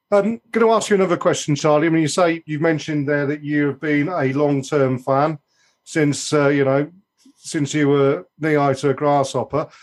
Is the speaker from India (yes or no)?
no; Oxfordshire, South East England, United Kingdom; also born or lived in Essex; I was born in Essex, although I lived in Oxfordshire most of my life.